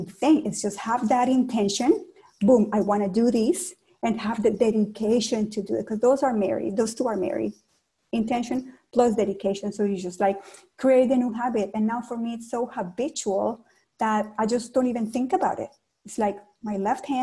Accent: Cali, Valle del Cauca, Colombia; English is a second language; also born or lived in Toronto, Canada; now in Ottawa, Canada; In my hometown of Cali, Colombia

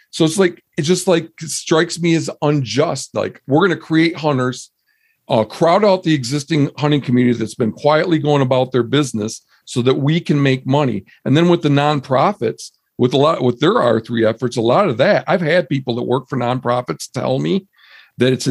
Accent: Midwest, United States; moved away as an adult; now in Montana, United States; I mean, I grew up in the Midwest.

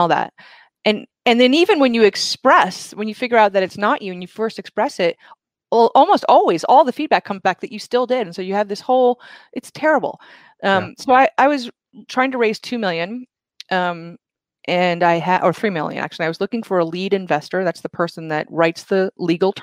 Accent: Vermont, United States; I grew up in Vermont.

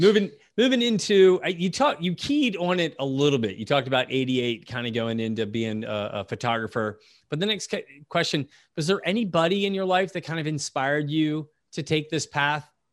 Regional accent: United States; as an American

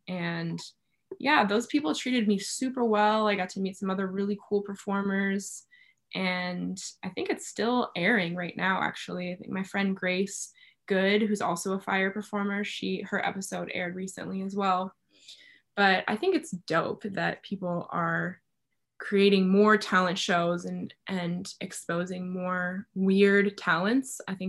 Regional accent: Bulgaria; also born or lived in Cuba; I grew up in Bulgaria and Cuba, so we didn't have like Reese's peanut butter cups and stuff like that.

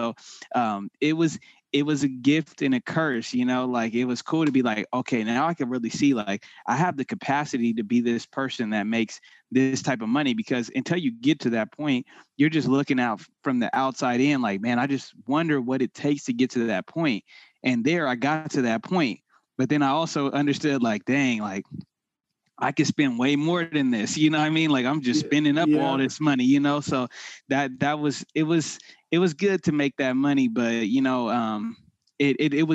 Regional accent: Sacramento, California, United States; I grew up in the Sacramento area

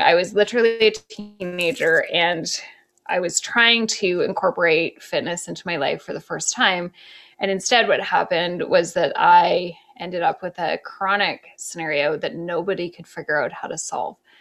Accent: Canada; moved away as an adult; also born or lived in Toronto, Canada; now in New York, United States; I'm Canadian.

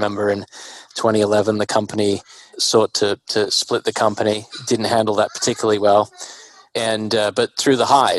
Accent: Australia; moved away as an adult; also born or lived in Singapore; I was born and raised in Australia

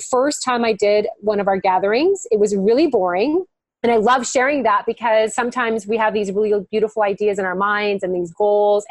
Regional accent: Miami, Florida, United States; moved away as an adult; also born or lived in North Carolina; we moved from North Carolina back to Miami, my hometown

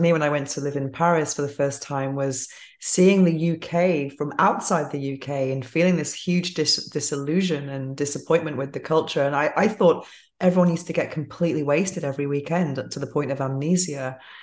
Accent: England, United Kingdom; moved away

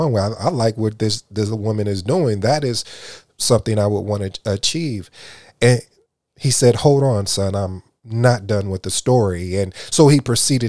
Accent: Jamaica; I'm Jamaican

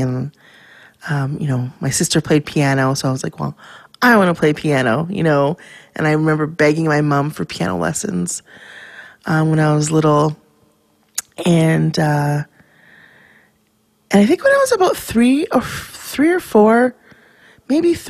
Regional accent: Vancouver, British Columbia, Canada; I was born and raised in Vancouver, Canada, in East Van.

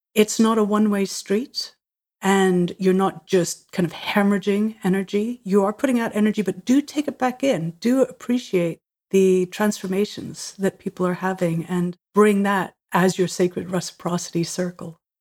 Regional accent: Ireland; I was born in Ireland, uh, my parents are Catholic, and so we were surrounded by Catholic culture

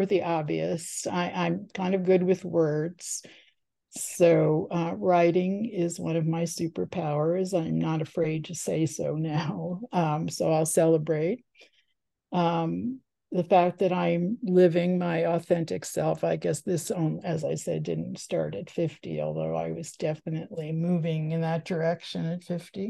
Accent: the New York suburbs, United States; also born or lived in Washington, District of Columbia, United States / Los Angeles / San Francisco Bay Area; now in Ashland, Oregon, United States; I grew up in the New York suburbs, and then I lived in DC and LA, and as I said, the Bay Area

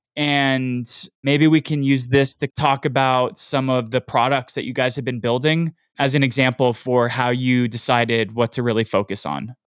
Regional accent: United States; I'm American

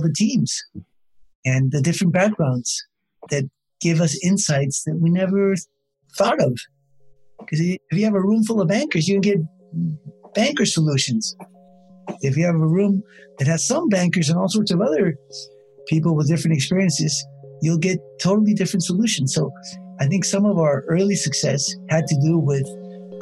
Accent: California, United States; moved away; I grew up in California

